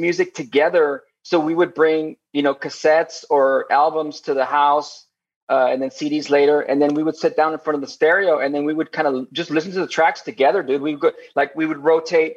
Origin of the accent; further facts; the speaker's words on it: Laredo, Texas, United States; now in Austin, United States; I grew up in Laredo. It's Laredo, Texas.